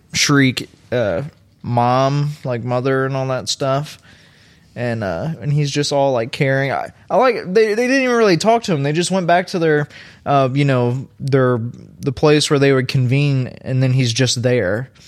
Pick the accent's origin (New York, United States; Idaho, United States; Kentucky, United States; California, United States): Kentucky, United States; Louisville; I grew up in Louisville